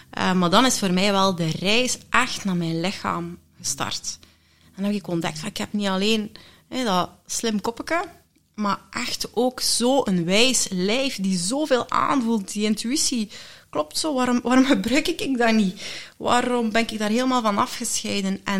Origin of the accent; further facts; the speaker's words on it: Leuven, Flanders, Belgium; ik ben geboren in Leuven. Kesselo.